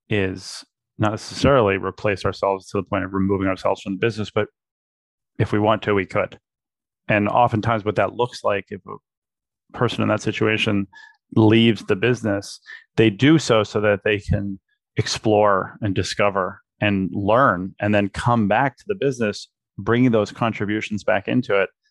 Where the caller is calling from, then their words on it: Princeton, New Jersey, United States; I'm in Princeton, New Jersey.